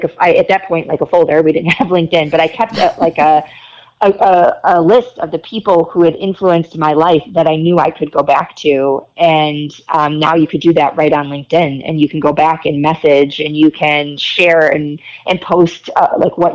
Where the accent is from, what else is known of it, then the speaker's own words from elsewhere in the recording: Rochester, New York, United States; moved away as an adult; I grew up in Rochester, lived there my whole life